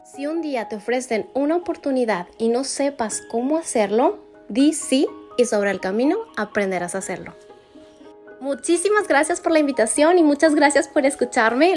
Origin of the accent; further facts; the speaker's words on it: Delicias, Chihuahua, Mexico; now in El Paso, United States; Yo soy mexicana, soy originaria de Delicia, Chihuahua